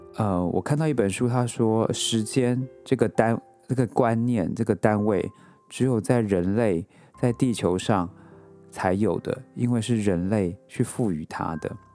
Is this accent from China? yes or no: no; Taiwan; moved away as an adult; now in New York, United States; 我之前，呃，之前住在亚热带国家嘛，然后我出生在台湾